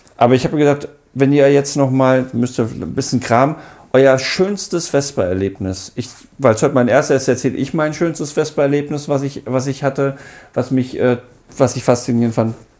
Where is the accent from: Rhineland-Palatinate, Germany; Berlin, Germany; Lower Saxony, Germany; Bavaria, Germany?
Lower Saxony, Germany; Hanover; ich komme aus Hannover